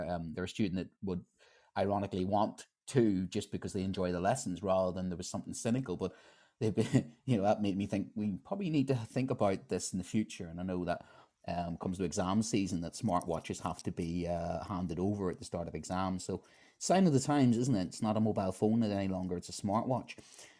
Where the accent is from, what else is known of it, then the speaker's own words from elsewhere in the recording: Ireland; as an Irishman